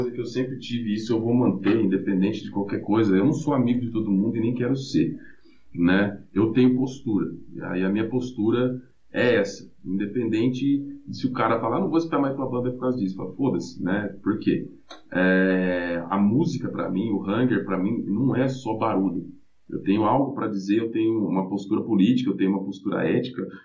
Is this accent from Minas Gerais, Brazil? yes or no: yes; Minas Gerais, Brazil; meu pai era analfabeto, minha mãe tem a quinta série, a gente veio de Minas, né? É, lá a gente morava numa fazenda onde meus pais eram trabalhadores da fazenda